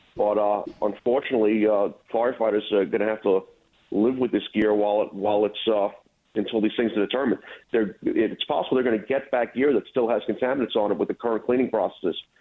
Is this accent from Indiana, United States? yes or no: no; New York City, New York, United States; moved away as an adult; now in Rockland County, United States; I was born and raised in Brooklyn. About uh, 10 years ago, I moved upstate to Rockland County